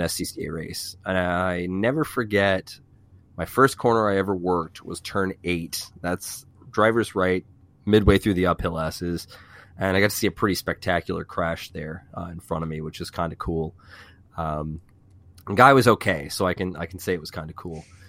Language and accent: English; VIR, Virginia, United States; also born or lived in Falls Church, Virginia; I grew up around V I R